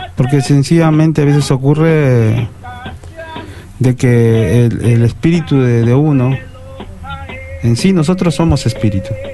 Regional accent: Peru; Yo mismo, siendo peruano

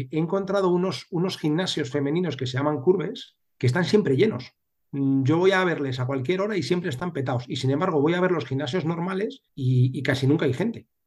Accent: Seville, Andalusia, Spain; yo, nací en Sevilla hace ya 47 años.

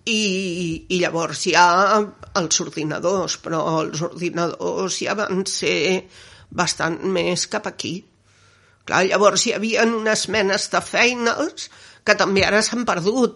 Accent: Barcelona, Catalonia, Spain; now in Gelida, Spain; jo sóc nascuda a Barcelona, al barri de Gràcia

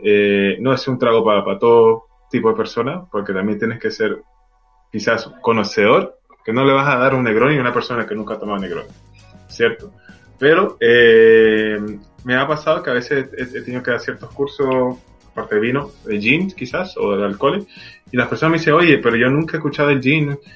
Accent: Venezuela; now in Chile; siendo venezolano

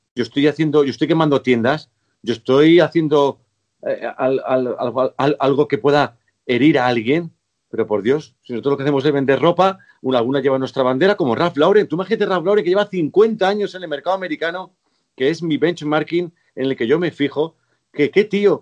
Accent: Spain; los españoles sabemos vivir muy bien

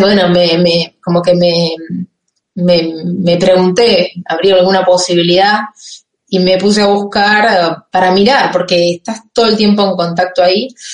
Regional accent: Campana, Buenos Aires Province, Argentina; moved away as an adult; now in France; soy de Campana, que es provincia de Buenos Aires 80 kilómetros de la capital federal.

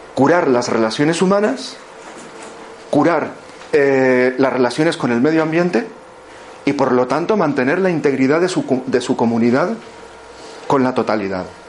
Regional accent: Guatemala; moved away; nací en Guatemala

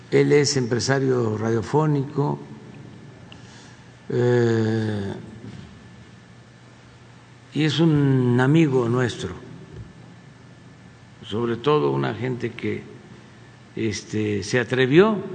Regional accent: Quintana Roo, Mexico; soy de Quintana Roo, que es un estado que quiero mucho porque es una gente muy solidaria, muy fraterna

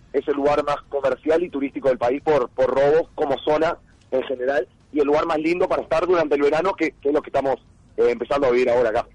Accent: Uruguay; moved away; venimos de Sudamérica y venimos de, Uruguay particularmente

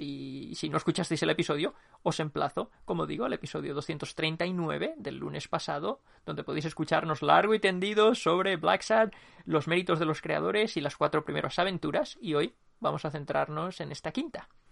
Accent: Spain; como somos españoles

